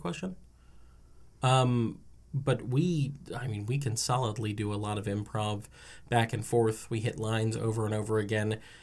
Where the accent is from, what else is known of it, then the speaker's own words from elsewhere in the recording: New Jersey, United States; I'm from New Jersey.